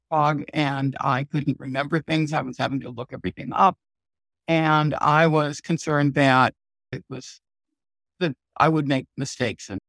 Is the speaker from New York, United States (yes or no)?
yes; New York, United States; now in North Carolina, United States; Most, I started out in New York State.